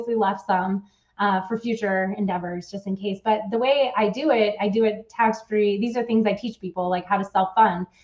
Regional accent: California, United States; also born or lived in Switzerland / San Diego / Bay Area; I actually am from California

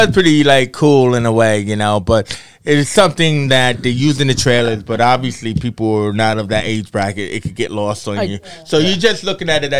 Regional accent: United States; I'm an American

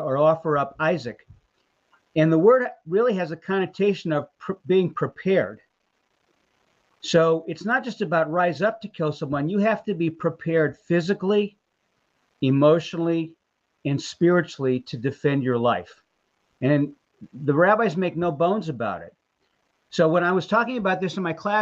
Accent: Texas, United States; now in Columbus, United States; I am a Texan

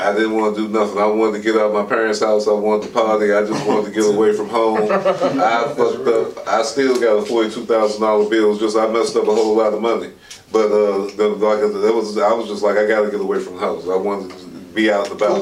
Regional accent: Alexandria, Virginia, United States; I was born and raised in Alexandria, Virginia

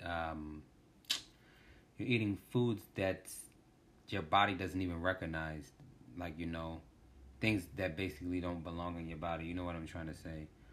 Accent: Washington, District of Columbia, United States; I was born in, um, D C, Washington, D C.

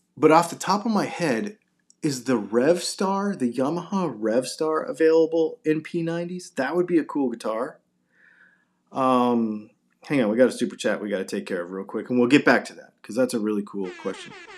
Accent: Augusta, Georgia, United States; I'm from Augusta, Georgia

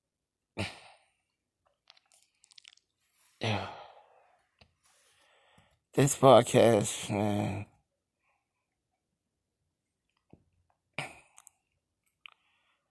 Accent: New York City, New York, United States; I am from Brooklyn

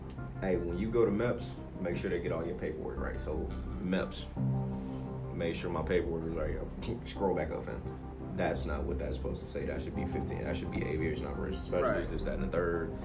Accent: near Fort Rucker, Alabama, United States; moved away as an adult; now in Fort Campbell, United States; not very many people get stationed 30 minutes away from home.

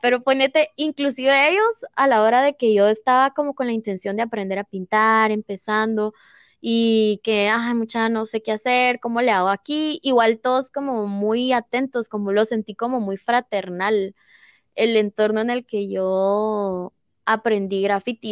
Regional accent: Guatemala; todas somos guatemaltecas, eh, todas tenemos obviamente arraigada la cultura maya en nuestro corazón, ¿verdad? Porque de aquí somos

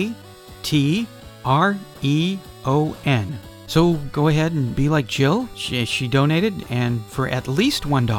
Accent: United States; also born or lived in Phoenix; I'm an American

